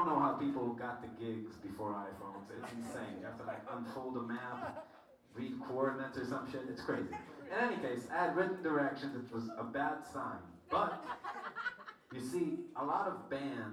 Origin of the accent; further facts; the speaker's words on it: Israel; we were talking double mad shit in Hebrew, because we're from Israel.